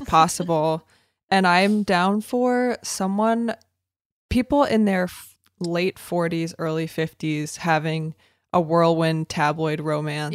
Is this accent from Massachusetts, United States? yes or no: yes; Boston, Massachusetts, United States; I'm just in an Irish family from Boston